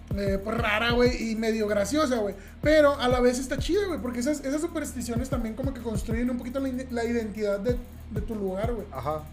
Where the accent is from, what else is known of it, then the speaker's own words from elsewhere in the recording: southern Mexico, Mexico; moved away; soy de, de, tierras más del sur de, las que, de las que estamos. Estamos en la frontera norte, pero vengo del sur del país y en el sur del país, de donde yo vengo, en mi rancho